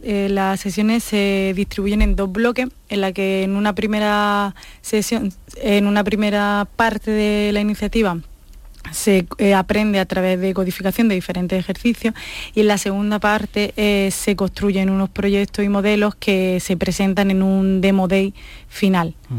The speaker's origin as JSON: {"language": "Spanish", "town": "Almería", "region": "Andalusia", "country": "Spain", "also_born_or_lived": "Granada", "said": "yo soy de Almería, aunque ah. estudié en Granada"}